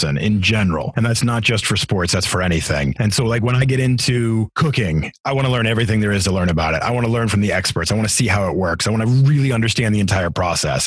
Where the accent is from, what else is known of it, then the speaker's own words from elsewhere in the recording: Massachusetts, United States; moved away as an adult; also born or lived in Atlanta / Seattle / Denver; now in Philadelphia, United States; I grew up in Massachusetts and we had about 13 acres worth of land